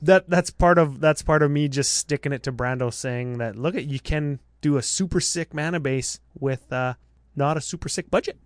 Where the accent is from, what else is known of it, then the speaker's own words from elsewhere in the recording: Canada; I'm from Canada.